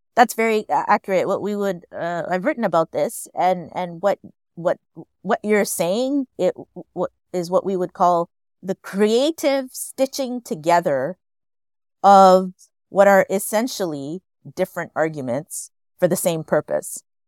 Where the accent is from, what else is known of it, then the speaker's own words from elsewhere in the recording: Montreal, Quebec, Canada; I grew up in Montreal.